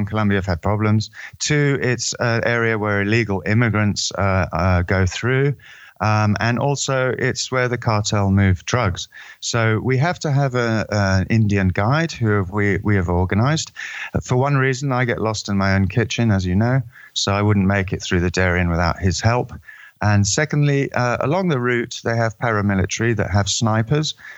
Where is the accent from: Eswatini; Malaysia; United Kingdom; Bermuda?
Eswatini; I'm from Swaziland in Southern Africa, otherwise known as Eswatini